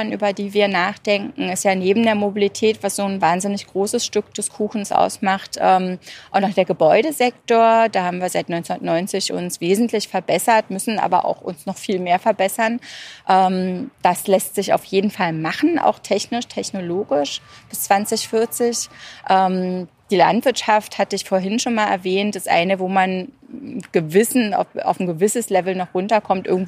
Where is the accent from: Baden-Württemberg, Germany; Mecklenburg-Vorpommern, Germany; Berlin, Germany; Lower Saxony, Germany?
Berlin, Germany; moved away; also born or lived in England / Italy; ich komme ursprünglich aus Berlin und ich hatte den äh, Luxus sozusagen mir selber genommen, weil ich aus Ostberlin komme